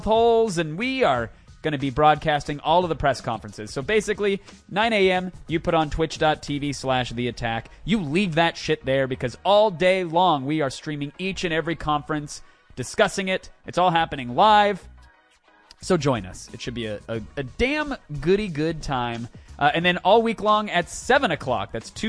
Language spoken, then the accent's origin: English; Antioch, California, United States